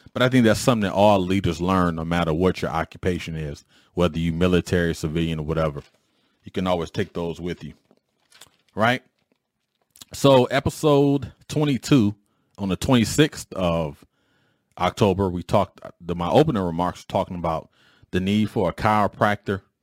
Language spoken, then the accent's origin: English; Detroit, Michigan, United States; When I was growing up in Detroit